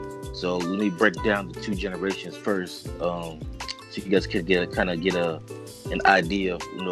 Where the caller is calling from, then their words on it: California, United States; Bay Area.